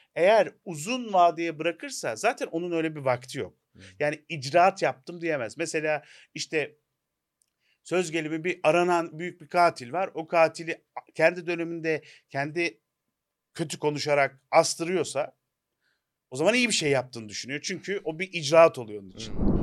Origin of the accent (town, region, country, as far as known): Turkey